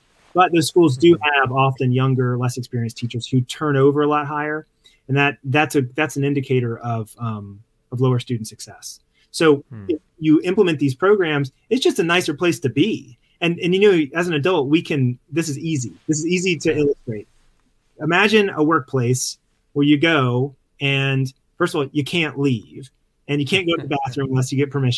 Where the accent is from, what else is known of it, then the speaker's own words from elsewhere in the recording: Mississippi Gulf Coast, United States; moved away; I grew up in on the Mississippi Gulf Coast